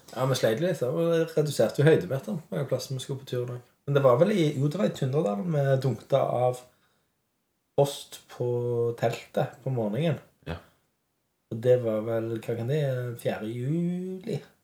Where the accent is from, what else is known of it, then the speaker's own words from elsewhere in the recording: Western Norway, Norway; Vi kommer jo fra Vestlandet begge